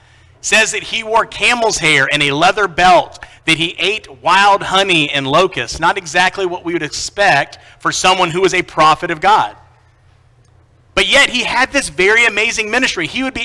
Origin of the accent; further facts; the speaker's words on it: Knoxville, Tennessee, United States; As has already been mentioned, I am from Knoxville, Tennessee, so I had to make a few deals to come up here.